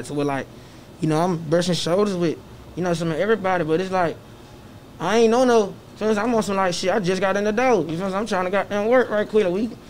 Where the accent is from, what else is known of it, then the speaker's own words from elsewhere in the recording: Atlanta, Georgia, United States; also born or lived in Chicago, Illinois; I'm from the West Side. Atlanta, Georgia, you feel what I'm saying? I grew up 320 Fairbrook, Central Methodist Gardens.